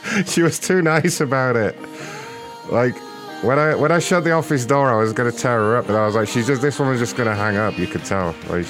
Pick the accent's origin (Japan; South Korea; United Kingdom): United Kingdom; London; now in United States; I'm from London originally, but I work for AMC now, so I live in America.